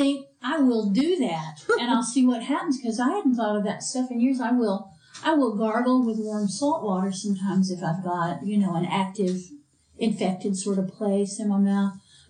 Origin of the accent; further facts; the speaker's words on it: United Kingdom; It's hereditary because I'm from the British Isles and we traditionally don't have very good teeth.